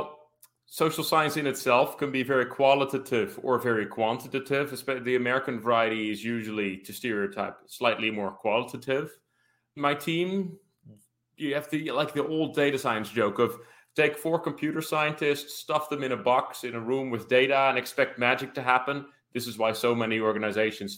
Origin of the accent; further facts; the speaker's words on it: Rotterdam, South Holland, Netherlands; I ended up graduating on crime analysis for my hometown of Rotterdam